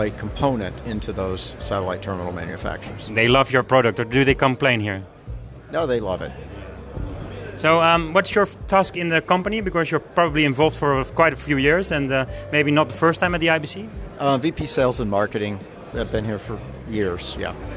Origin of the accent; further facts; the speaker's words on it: New York, United States; I'm from New York